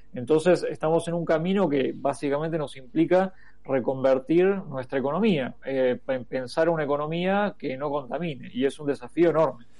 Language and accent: Spanish; Argentina